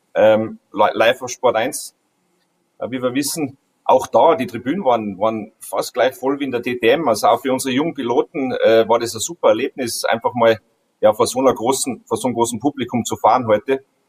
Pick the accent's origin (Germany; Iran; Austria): Austria; bei uns in Österreich